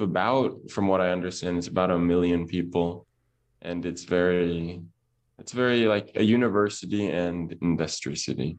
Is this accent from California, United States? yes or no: yes; Oxnard, California, United States; moved away as an adult; now in Tunisia; But I am from California, born and raised, and that's in Oxnard, actually, which is a little bit north of Los Angeles.